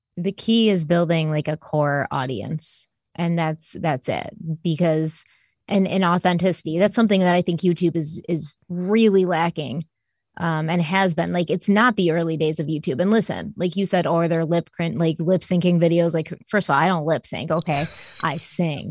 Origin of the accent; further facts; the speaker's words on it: Rochester, New York, United States; I was born in, uh, Rochester, New York.